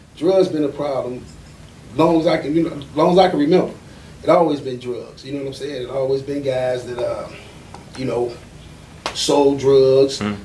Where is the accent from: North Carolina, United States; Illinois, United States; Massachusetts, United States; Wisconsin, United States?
Illinois, United States; Chicago; growing up in Chicago at that time, we used to have park districts